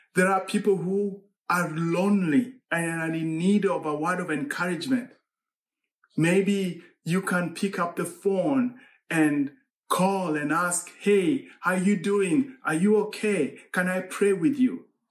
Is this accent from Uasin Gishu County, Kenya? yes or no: yes; Eldoret, Uasin Gishu County, Kenya; moved away; in Eldoret, Kenya. That's my hometown.